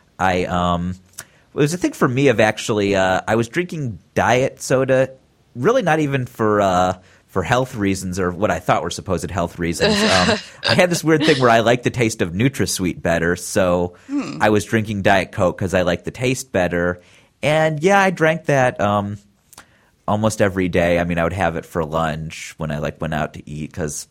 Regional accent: Cleveland, Ohio, United States; now in California, United States; I'm from Cleveland.

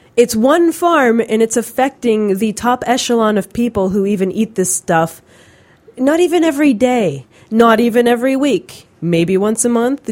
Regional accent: Pennsylvania, United States; I'm from Pennsylvania

